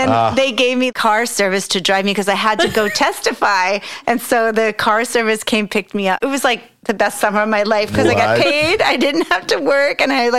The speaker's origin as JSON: {"language": "English", "area": "Long Island", "region": "New York", "country": "United States", "tie": "born or raised there", "also_born_or_lived": "North Hollywood, California", "moved": "as an adult", "lives_now": "Sonoma, United States", "said": "I grew up in New York."}